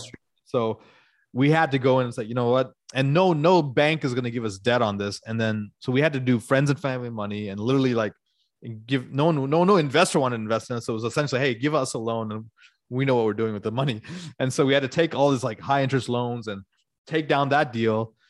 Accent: Atlanta, Georgia, United States; moved away; I grew up in Atlanta

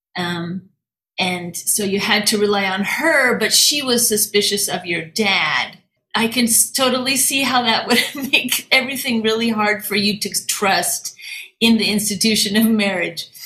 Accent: Washington, United States; now in Fukuoka, Japan; I grew up in Washington State

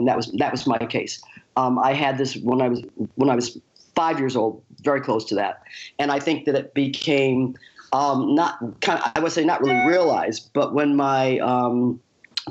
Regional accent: Western upstate New York, United States; I left home at the age of 18, moved to New York City, because I'm from you know, I was from Western upstate New York

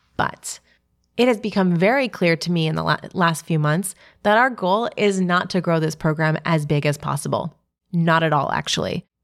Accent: New York City, New York, United States; my hometown

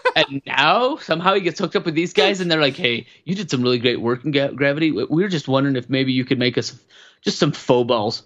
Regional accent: Wyoming, United States; I grew up in Wyoming

